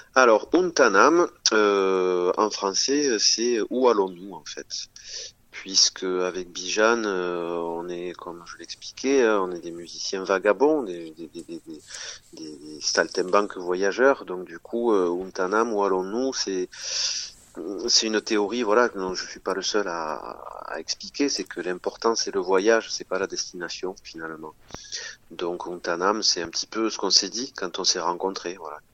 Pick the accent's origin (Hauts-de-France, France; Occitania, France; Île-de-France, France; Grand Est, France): Occitania, France; Tournefeuille; à l'école de musique de Tournefeuille, hein, en Haute-Garonne, là où j'ai grandi.